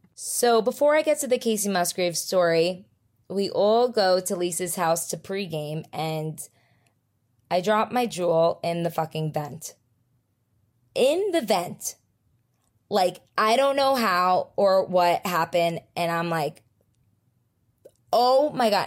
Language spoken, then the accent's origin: English; New Jersey, United States; I'm from Jersey